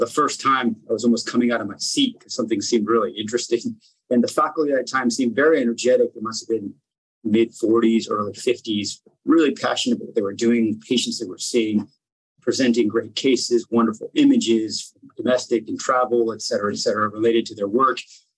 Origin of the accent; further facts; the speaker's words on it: Argentina; also born or lived in United States; now in Virginia, United States; I live in the United States. I was born in Argentina and raised in both countries. I live in Virginia now.